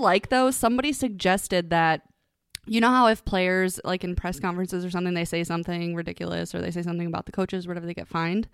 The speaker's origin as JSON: {"language": "English", "region": "Ohio", "country": "United States", "said": "I'm from Ohio"}